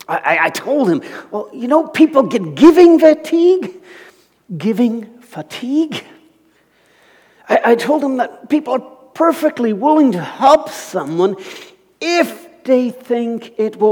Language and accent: English; Alberta, Canada; moved away; I was from Alberta